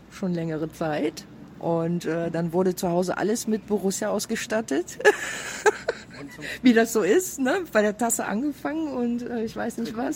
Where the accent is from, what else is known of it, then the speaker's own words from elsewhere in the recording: Mönchengladbach, North Rhine-Westphalia, Germany; born there; bin gebürtige Gladbacherin, muss ich dazu sagen.